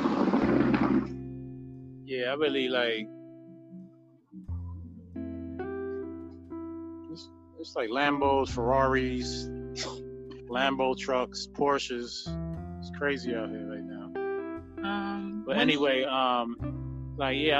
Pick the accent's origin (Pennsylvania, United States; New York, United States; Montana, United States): Pennsylvania, United States; Pittsburgh; moved away; also born or lived in Connecticut; growing up in Pittsburgh, this is my early childhood, we were walking blocks at the age of 4 or 5 years old